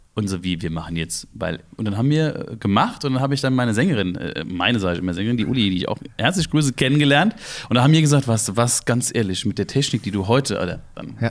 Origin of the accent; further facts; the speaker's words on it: Ingelheim, Rhineland-Palatinate, Germany; bei uns in Ingelheim in der Fasnacht, wo wir angefangen haben